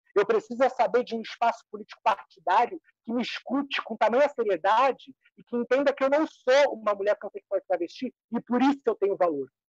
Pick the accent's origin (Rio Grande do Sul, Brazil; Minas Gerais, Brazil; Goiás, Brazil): Rio Grande do Sul, Brazil; a parte minha é baiana, eu sou gaúcha.